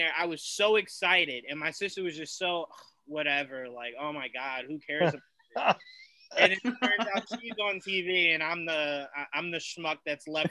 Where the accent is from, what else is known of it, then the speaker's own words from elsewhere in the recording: Long Branch, New Jersey, United States; I'm from Long Branch